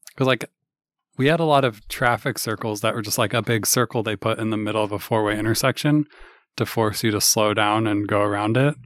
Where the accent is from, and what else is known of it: Kirkland, Washington, United States; born or raised there